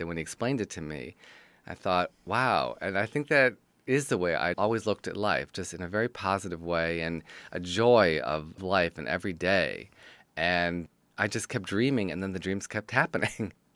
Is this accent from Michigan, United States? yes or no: yes; Detroit, Michigan, United States; I'm from Detroit, Michigan, and I'm a writer, producer, director, and teacher